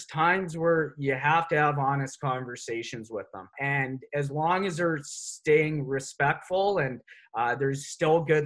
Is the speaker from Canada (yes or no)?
yes; Nelson, British Columbia, Canada; I'm from the Kootenays, from Nelson